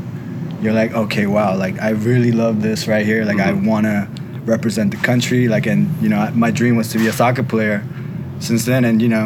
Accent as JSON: {"language": "English", "country": "South Korea", "tie": "born or raised there", "moved": "yes", "lives_now": "Los Angeles, United States", "said": "I was born in Korea."}